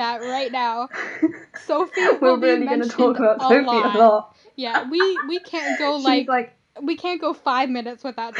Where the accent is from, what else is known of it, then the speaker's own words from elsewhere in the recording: United States; I use he, him pronouns. I'm from the US